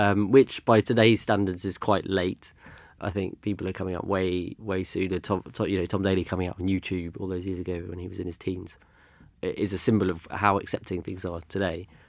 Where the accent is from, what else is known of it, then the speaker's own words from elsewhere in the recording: London, United Kingdom; also born or lived in Germany; I grew up in London. My parents moved here in the early eighties, so I was born here